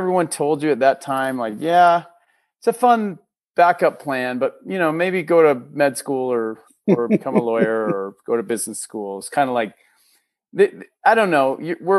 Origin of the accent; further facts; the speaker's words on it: Austin, Texas, United States; born there; also born or lived in Minnesota; So I was, to go way back, I was born in Texas. My dad was teaching theater at University of Austin. Mm. So I was born in Austin, Texas, and we lived there for about first 7 years of my life.